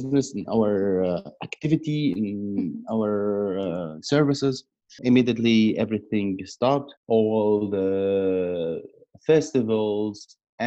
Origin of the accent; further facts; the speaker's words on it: Aleppo, Aleppo Governorate, Syria; English is a second language; moved away as an adult; also born or lived in Turkey / Saudi Arabia; now in Berlin, Germany; I grew up in Aleppo